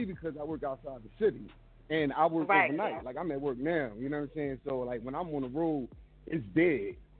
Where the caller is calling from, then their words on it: Philadelphia, Pennsylvania, United States; Hey, I'm calling from Philadelphia, Germantown section.